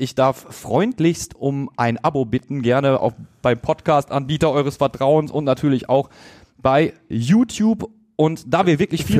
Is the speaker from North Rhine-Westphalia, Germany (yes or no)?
yes; Duisburg, North Rhine-Westphalia, Germany; Ich komme aus Duisburg, bin Radio Duisburg Moderator, bin mit dem Verein aufgewachsen